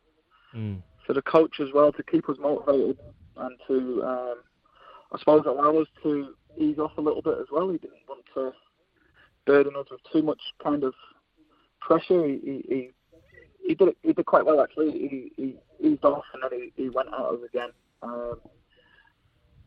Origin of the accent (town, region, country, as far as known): Winsford, North West England, United Kingdom; born or raised there; now in New Zealand